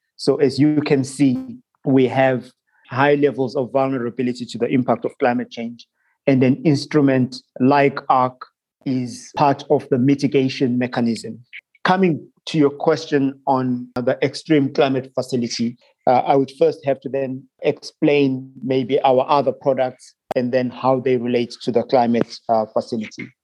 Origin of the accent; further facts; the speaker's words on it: Zimbabwe; moved away as an adult; also born or lived in Bermuda / Singapore; I am originally from Zimbabwe, but I left Zimbabwe when I was uh, about 18 years old uh, to study abroad